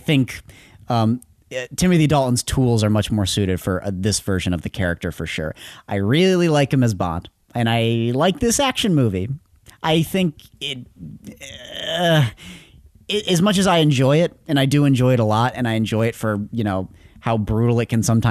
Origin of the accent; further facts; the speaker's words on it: Ireland; I'm Irish